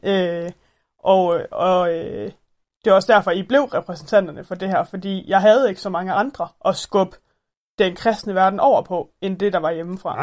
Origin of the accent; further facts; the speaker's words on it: Thyholm, Central Denmark Region, Denmark; nu kommer vi fra Tyholm